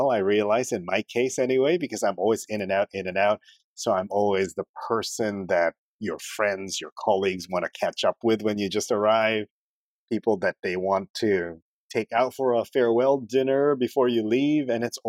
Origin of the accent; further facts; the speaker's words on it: Philippines; also born or lived in Canada / Uzbekistan; now in Singapore; when I was in the Philippines, I was Chinese, because I'm a Filipino Chinese, from a Filipino Chinese family.